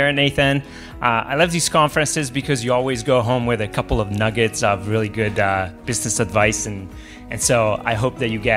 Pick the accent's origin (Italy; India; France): Italy; now in United States; I'm originally from Italy